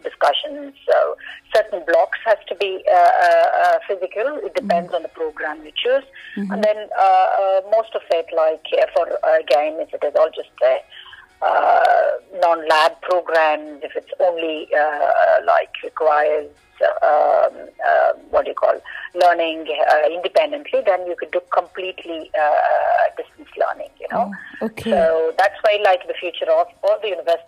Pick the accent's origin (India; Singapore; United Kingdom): India; Kannur, Kerala; moved away; I come from Kerala, I come from Kannur myself